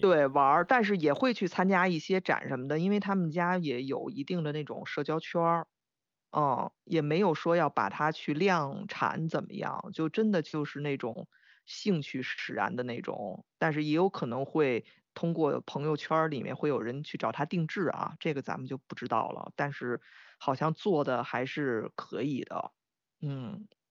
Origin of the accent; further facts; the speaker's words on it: Beijing, China; 我我很难讲别的北京人